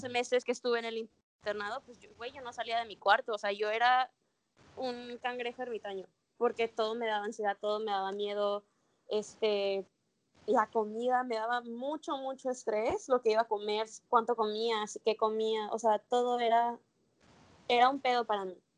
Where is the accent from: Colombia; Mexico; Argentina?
Mexico; moved away as an adult; also born or lived in Mérida, Yucatán, Mexico; now in Australia; yo nací en México